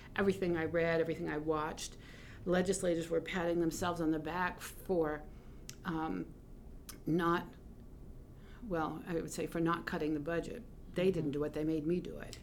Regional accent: South Portland, Maine, United States; we lived in Greater Portland, Portland, South Portland, growing up

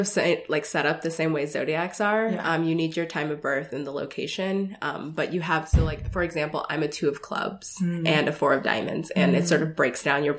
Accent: Denver, Colorado, United States; also born or lived in Seattle / Los Angeles; So I grew up in Denver, Colorado.

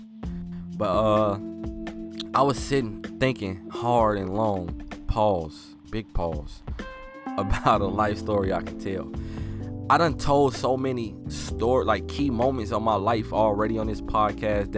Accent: Chicago, Illinois, United States; I'm from Chicago

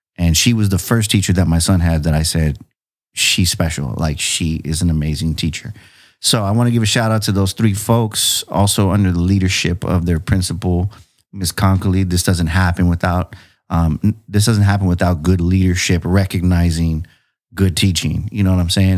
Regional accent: San Diego, California, United States; now in Chula Vista, United States; I grew up in City Heights

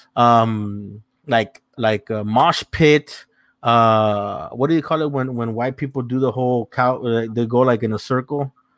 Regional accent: South Gate, California, United States; I grew up in Southgate, went to high school there

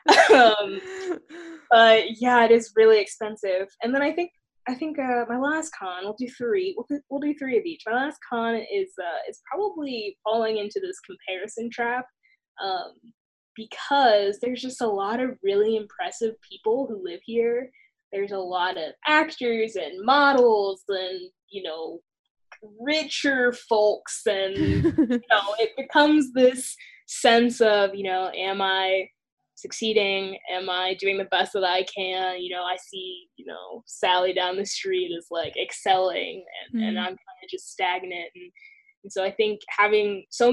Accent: the South, United States; moved away as an adult; I'm from the South

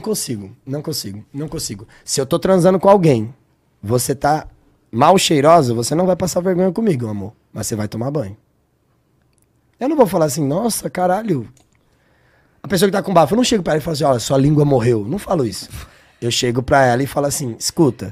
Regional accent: São Paulo, Brazil; Eu sou de São Paulo

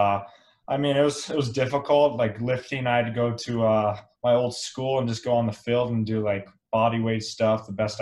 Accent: Elizabeth, Colorado, United States; growing up in Colorado, and actually grew up in a small town called Elizabeth, Colorado, which is about an hour south of Denver.

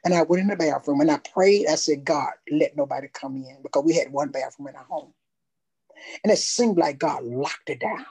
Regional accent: Tuscaloosa, Alabama, United States; I'm from Tuscaloosa.

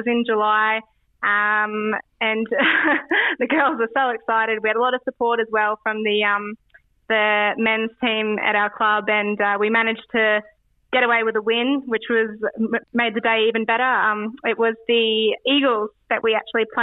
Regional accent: Australia; moved away as an adult; now in Edinburgh, United Kingdom; back home in Australia

